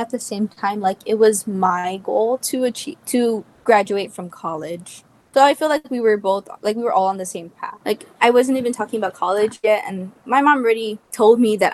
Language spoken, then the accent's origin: English; Guam; first language English; moved away as an adult; now in Las Vegas, United States; I am from the island of Guam